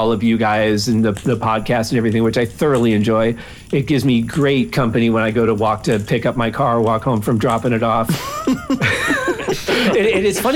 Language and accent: English; Michigan, United States; growing up in Michigan, which is not New England